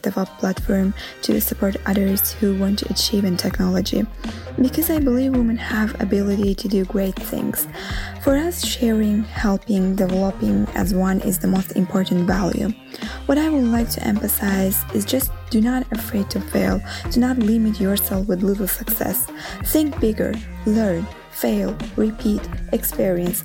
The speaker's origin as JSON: {"language": "English", "country": "Azerbaijan", "moved": "yes", "lives_now": "Rome, Italy", "said": "Although I am living in Rome, originally I am from Azerbaijan."}